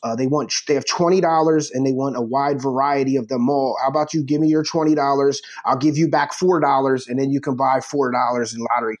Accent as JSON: {"language": "English", "town": "Philadelphia", "region": "Pennsylvania", "country": "United States", "said": "I'm from Philly"}